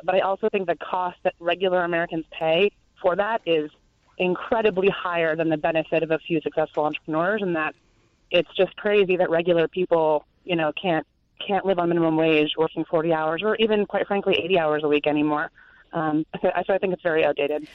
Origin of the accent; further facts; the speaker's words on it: Canada; moved away as an adult; now in Durham, United States; being Canadian. I've lived in the U.S. for about 10 years now, but I lived in Canada for the first 25 years of my life